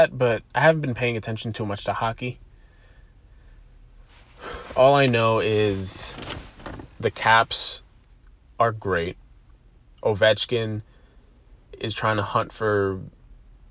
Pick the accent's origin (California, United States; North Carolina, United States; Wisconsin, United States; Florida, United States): North Carolina, United States; also born or lived in Western New York; now in Buffalo, United States; as a New Yorker, a Western New Yorker that grew up in North Carolina